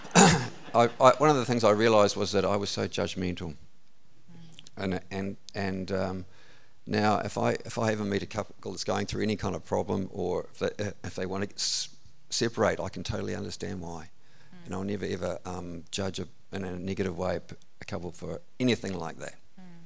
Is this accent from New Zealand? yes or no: yes; Gore, Southland, New Zealand; now in Warkworth, New Zealand; I was born in Southland, Gore. is where I grew up.